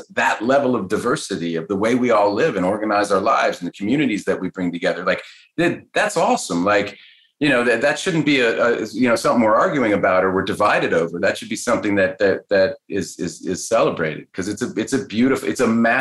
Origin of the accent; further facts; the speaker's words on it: Cambridge, Massachusetts, United States; I grew up in Cambridge, Massachusetts